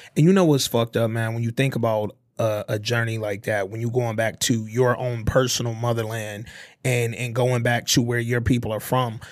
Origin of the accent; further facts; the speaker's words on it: Detroit, Michigan, United States; I'm from the D